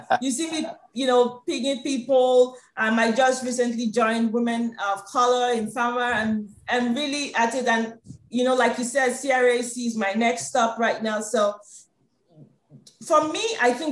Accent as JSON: {"language": "English", "country": "Nigeria"}